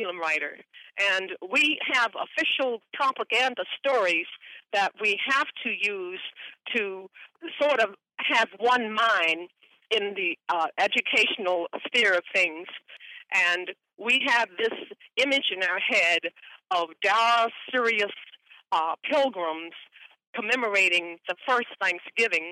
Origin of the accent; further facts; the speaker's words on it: Virginia, United States; now in Washington, D.C., United States; as a Virginia Indian woman, I'm calling in from Atan Akamik